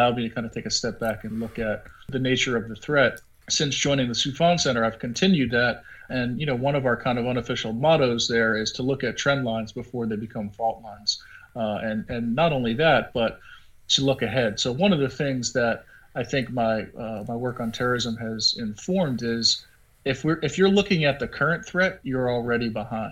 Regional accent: Long Island, New York, United States; I grew up outside of Queens, New York, in Long Island, and I'm from an Irish-American background.

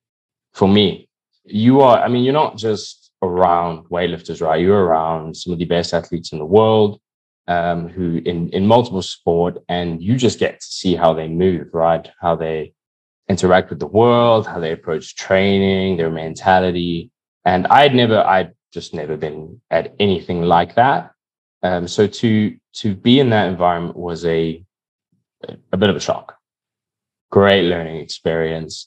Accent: South Africa; Now here I am wearing a South African tracksuit, incredibly proud South African

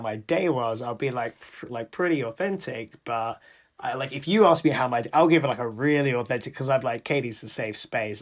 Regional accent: London, United Kingdom; my family's Sri Lankan I was born here in London but my parents grew up in Sri Lanka

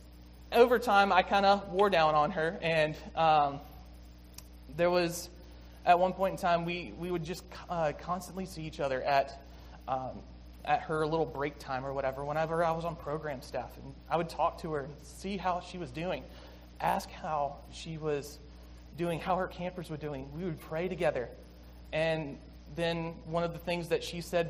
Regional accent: Six Mile, South Carolina, United States; moved away; I grew up in South Carolina, like I said, in a small town of 6 Mile

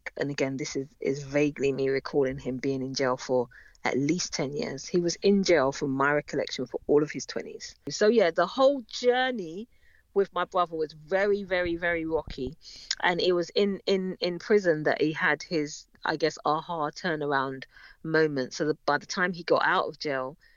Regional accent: London, United Kingdom; we grew up in North London, in Edmonton, North London

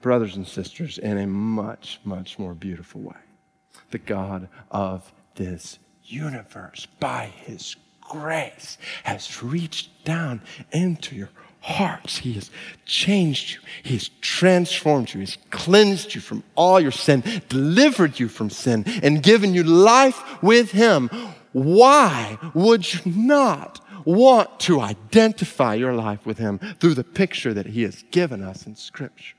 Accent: Stone Mountain, Georgia, United States; we're from Stone Mountain, Georgia

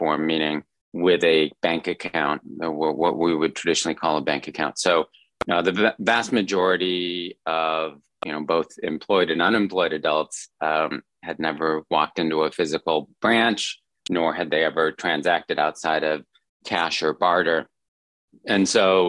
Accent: United States; moved away; also born or lived in China; as a fellow compatriot, as an American

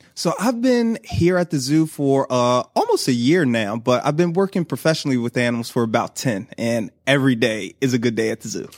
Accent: Philadelphia, Pennsylvania, United States; moved away as an adult; now in Baltimore, United States; I'm from Philly. And so I worked at my home zoo

